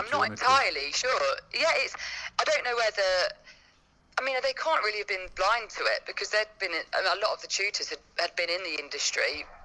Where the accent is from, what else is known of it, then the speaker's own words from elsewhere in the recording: Leicester, East Midlands, United Kingdom; moved away as an adult; also born or lived in London; So I am originally from the Midlands, from Leicester.